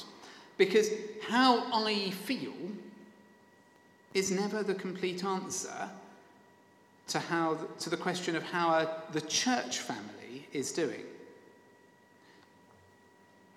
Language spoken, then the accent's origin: English; Sevenoaks, South East England, United Kingdom; the former rector of my hometown Sevenoaks